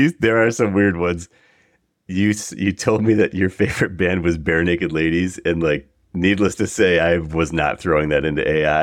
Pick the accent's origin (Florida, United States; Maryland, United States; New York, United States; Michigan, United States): New York, United States; Buffalo; moved away as an adult; I grew up in Buffalo area, that's where I'm from, and it, you know, first twenty years of my life